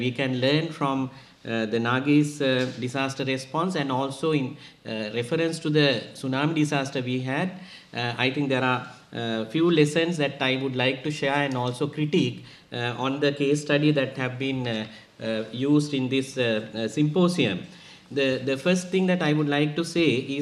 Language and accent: English; Sri Lanka; I come from Sri Lanka